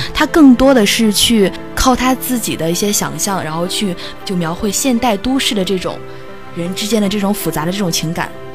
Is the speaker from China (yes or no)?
yes; northern China, China; 我是一个北方人